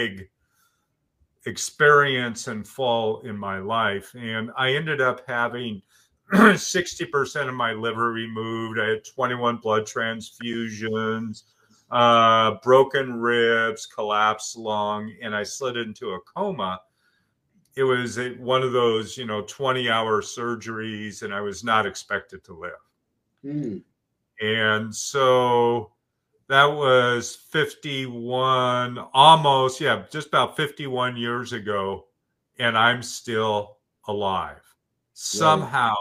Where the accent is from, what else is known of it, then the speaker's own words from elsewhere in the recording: Oregon, United States; I grew up in Oregon, and I live in Bend, Oregon, which is Central Oregon.